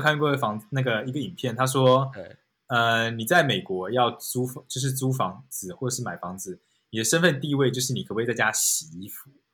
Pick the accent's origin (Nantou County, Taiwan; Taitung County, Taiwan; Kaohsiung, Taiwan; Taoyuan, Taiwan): Kaohsiung, Taiwan; moved away as an adult; also born or lived in Taichung / Taipei / Hangzhou / Beijing; now in New York, United States; 因为我是高雄人，所以我在高雄长大，所以其实高雄住最久